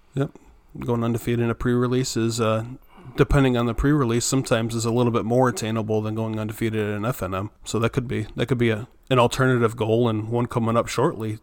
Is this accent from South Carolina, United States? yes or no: yes; Myrtle Beach, South Carolina, United States; I was from Myrtle Beach, South Carolina.